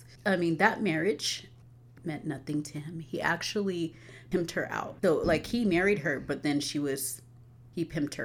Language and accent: English; Albuquerque, New Mexico, United States; I was born and raised here in Albuquerque, New Mexico